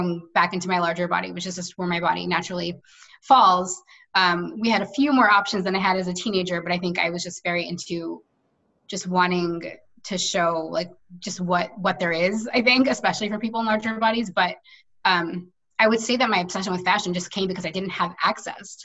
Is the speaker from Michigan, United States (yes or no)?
no; New York, United States; I've lived here my entire life